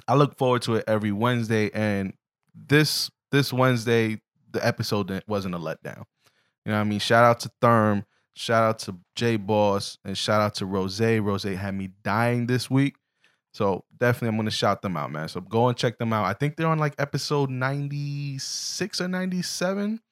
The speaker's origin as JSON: {"language": "English", "town": "New York City", "region": "New York", "country": "United States", "said": "I'm from the Bronx, but Harlem was actually a place I would run through often."}